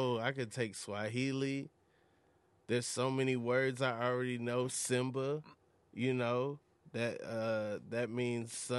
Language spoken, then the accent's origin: English; Atlanta, Georgia, United States; moved away; also born or lived in New York; I'm from Atlanta